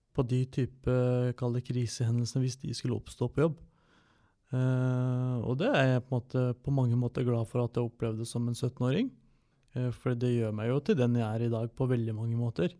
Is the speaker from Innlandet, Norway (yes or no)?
yes; Toten, Innlandet, Norway; jeg født og oppvokst på Toten